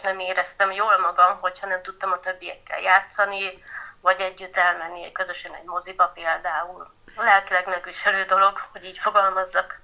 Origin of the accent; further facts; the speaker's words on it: Bükkszentkereszt, Borsod-Abaúj-Zemplén, Hungary; ide születtem, itt nőhetek fel, egy gyönyörű helyen